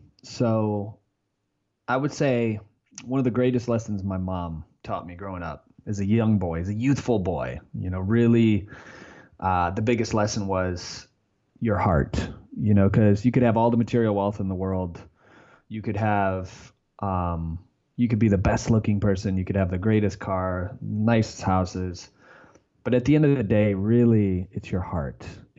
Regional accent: Lake City, Michigan, United States; now in San Diego, United States; Lake City, Michigan.

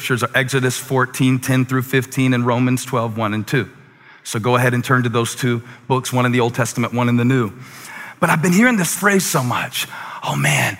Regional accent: Moncks Corner, South Carolina, United States; born or raised there; moved away as an adult

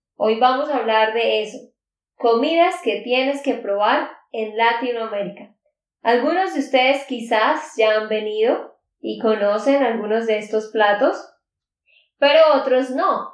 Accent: Santander, Colombia; de Santander, Colombia.

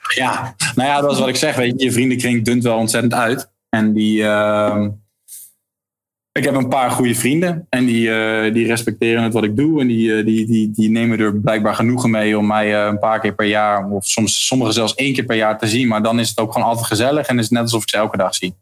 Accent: Leiden, South Holland, Netherlands; moved away as an adult; now in Heerenveen, Netherlands; ik kom uit Leiden inderdaad, geboren in Leiden. Daar heb ik ook eh, leren schaatsen toen ik een jaartje of drie was

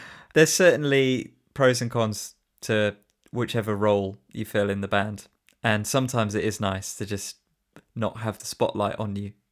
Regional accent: Shrewsbury, West Midlands, United Kingdom; I was born in Shrewsbury and I, I grew up here and I've always lived here

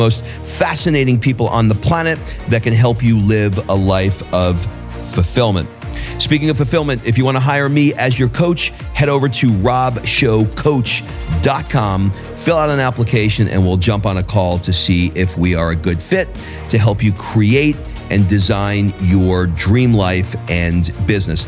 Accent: New York City, New York, United States; moved away as an adult; also born or lived in Atlanta, Georgia; now in Florence, Italy; I grew up in Queens

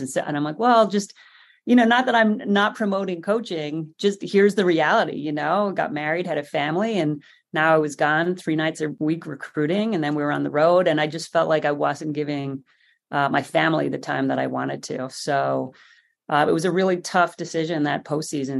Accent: Ireland; moved away as an adult; now in United States; I like being Irish.

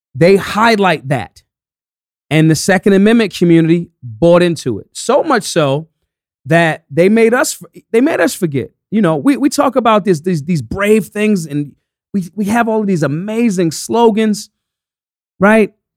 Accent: United States; I'm American

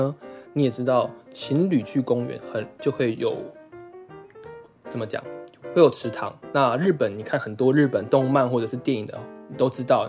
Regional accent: Taiwan; 我们有在资料搜寻的途中看到有一个身为台湾人一定要出来捍卫的迷信。

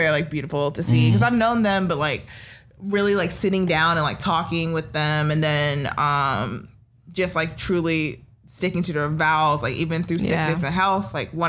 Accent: Nigeria; I mean, being Nigerian, I've gone to so many, but they're always, I feel like I've gone to more Nigerian weddings than like regular American weddings for sure.

